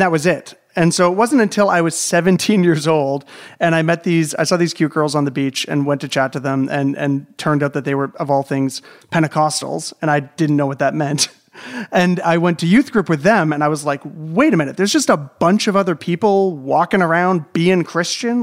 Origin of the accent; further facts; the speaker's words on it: Southern Ontario, Canada; being raised in, like, a large city in Southern Ontario